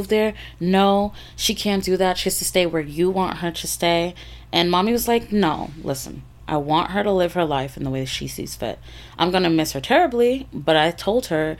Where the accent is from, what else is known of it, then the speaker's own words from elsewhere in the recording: Florida, United States; moved away as an adult; I grew up here in the South in Florida.